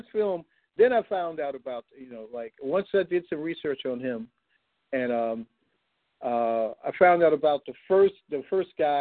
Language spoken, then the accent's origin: English; Chicago, Illinois, United States; also born or lived in Mississippi; I basically grew up in the same community as him, went to the same elementary school